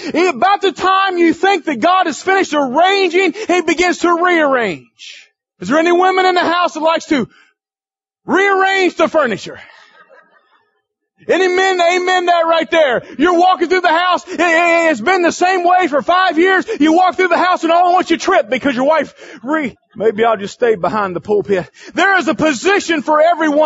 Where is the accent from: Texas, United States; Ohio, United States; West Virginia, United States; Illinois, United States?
West Virginia, United States; I'm from West Virginia